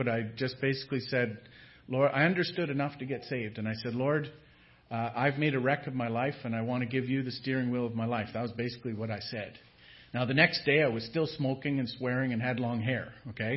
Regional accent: northern Ontario, Canada; we're from way up north, north of the Arctic watershed

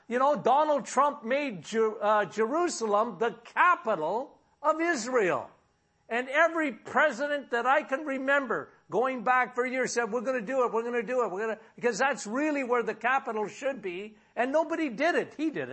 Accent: Timmins, Ontario, Canada; now in Sudbury, Canada; My hometown was Timmins.

